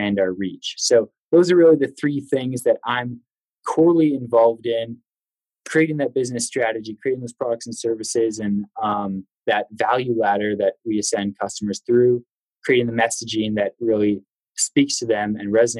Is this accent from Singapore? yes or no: no; Vancouver, British Columbia, Canada; moved away as an adult; also born or lived in Denver, United States; now in United States; Originally, I'm from Vancouver, Canada. So that brought me to the United States